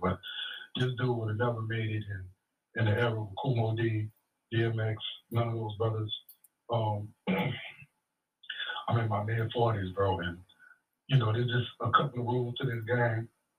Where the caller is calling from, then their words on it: Grand Prairie, Texas, United States; Yeah, … from Grand Prairie.